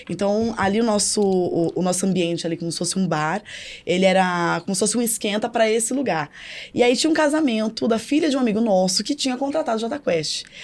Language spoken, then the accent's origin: Portuguese; Santos, São Paulo, Brazil; now in Minas Gerais, Brazil; Sou de Santos. É. Isso. Eu vim pra Minas o meu marido.